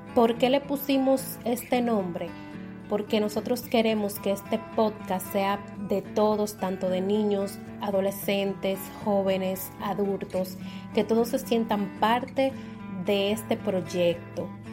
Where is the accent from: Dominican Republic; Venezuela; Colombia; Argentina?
Dominican Republic; La Romana; now in Santo Domingo, Dominican Republic; soy nacida y criada en la Romana República Dominicana, aunque actualmente estoy residiendo en la ciudad de Santo Domingo